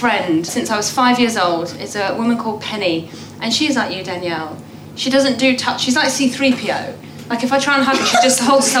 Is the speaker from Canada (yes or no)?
no; Iran; now in United Kingdom; I'm from Iran originally. And Iranians are kissing.